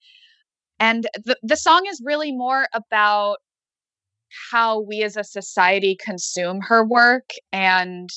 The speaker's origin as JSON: {"language": "English", "town": "Los Angeles", "region": "California", "country": "United States", "tie": "born or raised there", "said": "I grew up in Los Angeles"}